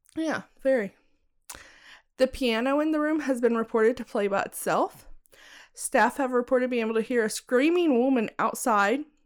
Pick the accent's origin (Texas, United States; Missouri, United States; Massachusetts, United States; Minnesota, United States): Texas, United States; Bonham; moved away; where I grew up in Bonham, you had to be a part of like a diners club